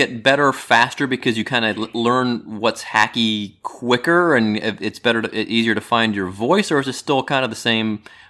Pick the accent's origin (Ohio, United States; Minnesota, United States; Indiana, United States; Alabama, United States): Ohio, United States; Cleveland